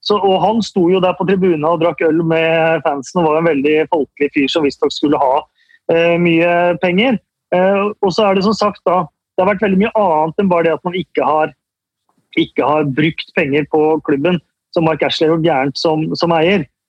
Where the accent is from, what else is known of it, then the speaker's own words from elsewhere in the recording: Norway; oss norske supportere